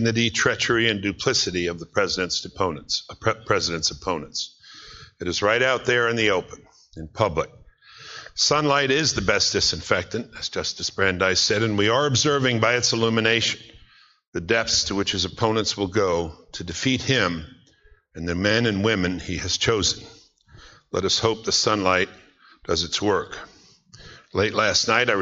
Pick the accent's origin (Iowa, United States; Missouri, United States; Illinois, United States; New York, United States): New York, United States; New York City; moved away; I'm from Brooklyn